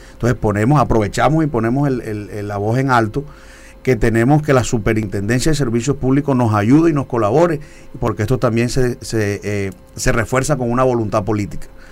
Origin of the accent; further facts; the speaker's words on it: Galapa, Atlántico, Colombia; also born or lived in Barranquilla; Yo nací en Barranquilla, pero fui criado en Galapa